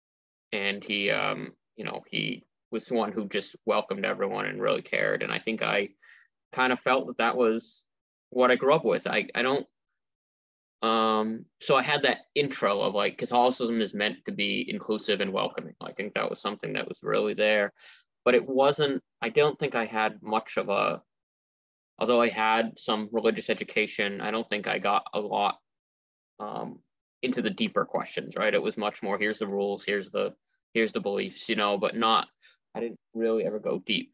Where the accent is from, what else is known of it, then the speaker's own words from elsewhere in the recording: Millbury, Massachusetts, United States; We grew up in Millbury, but we went to a church in Auburn